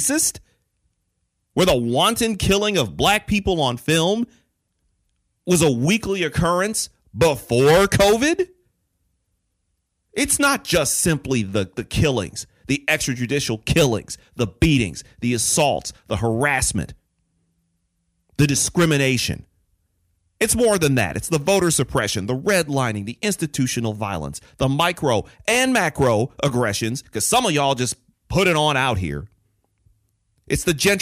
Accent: Detroit, Michigan, United States; I grew up in Detroit

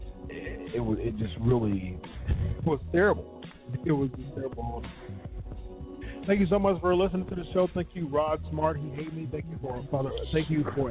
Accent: Ohio, United States; my home state, actually, in Ohio

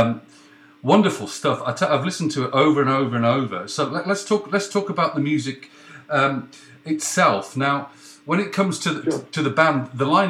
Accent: Leeds, Yorkshire and the Humber, United Kingdom; I was born in Leeds

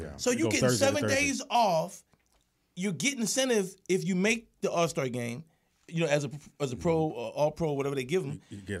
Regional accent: Philadelphia, Pennsylvania, United States; I'm from the hilltop.

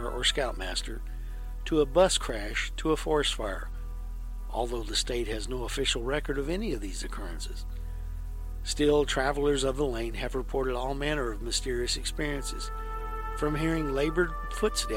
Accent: Fedor, Texas, United States; my hometown, the little-known Fedor light

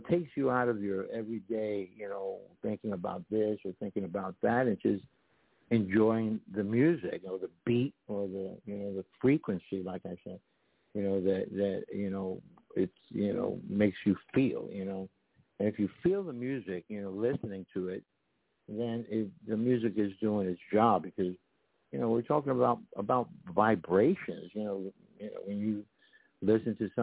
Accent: New York, United States; moved away as an adult; also born or lived in Puerto Rico; I'm from New York and East Coast, and then I went to the West Coast

